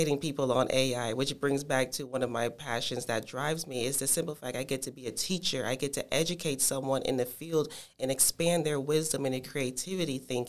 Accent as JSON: {"language": "English", "town": "Tampa", "region": "Florida", "country": "United States", "tie": "born or raised there", "also_born_or_lived": "Miami, Florida / Washington, D.C.", "said": "my hometown is Miami, Florida, but I grew up here in Tampa, Florida"}